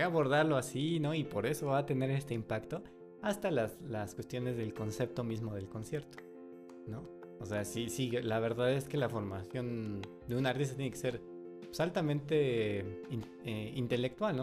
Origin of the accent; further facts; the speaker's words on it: Mexico; soy mexicano